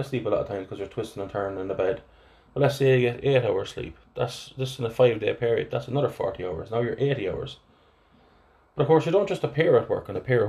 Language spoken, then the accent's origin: English; Athlone, Westmeath, Ireland; accent: flat Athlone; my my flat Athlone accent